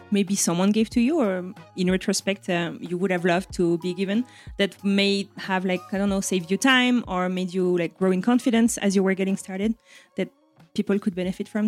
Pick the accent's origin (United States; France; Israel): France; accent: French; English is a second language; Thank you so much as well for putting up with my French accent. I've been working on it for 15 years. I don't think it's ever going away.